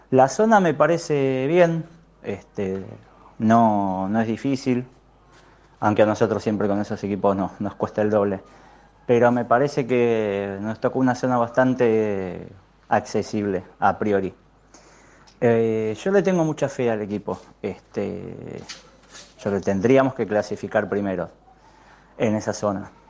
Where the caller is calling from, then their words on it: Mataderos, Buenos Aires, Argentina; soy de Mataderos.